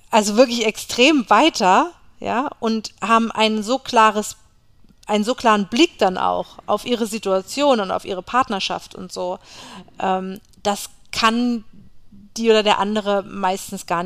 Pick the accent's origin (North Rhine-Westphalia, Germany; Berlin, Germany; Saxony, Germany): Berlin, Germany; Ja, ist ja eh meine